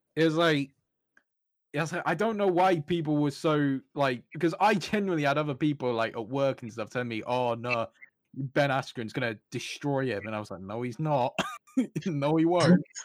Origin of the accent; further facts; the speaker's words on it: United Kingdom; growing up in the United Kingdom